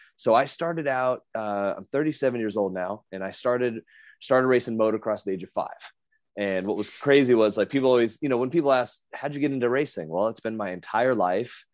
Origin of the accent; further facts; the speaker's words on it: Las Vegas, Nevada, United States; my hometown